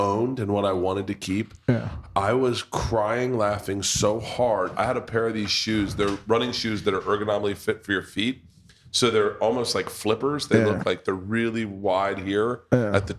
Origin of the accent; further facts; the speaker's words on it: United States; we're American